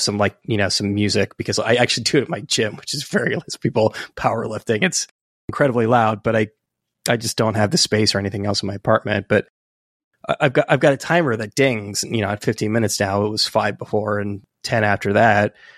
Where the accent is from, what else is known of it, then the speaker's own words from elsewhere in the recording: California, United States; moved away as an adult; also born or lived in Santa Cruz, California; now in New York City, United States; I live in New York City now, but I'm from California